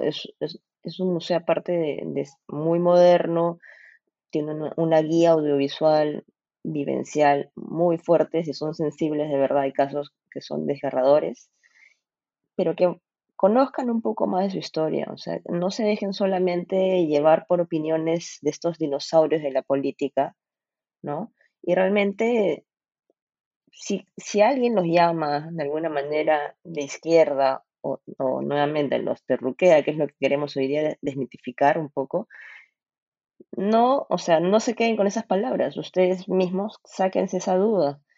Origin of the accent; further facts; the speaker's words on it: Peru; somos todos los peruanos